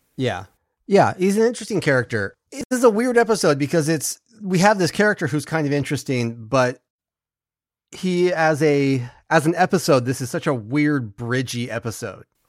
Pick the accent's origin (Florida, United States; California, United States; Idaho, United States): California, United States; Bay Area; I grew up in the Bay Area, and when I was growing up there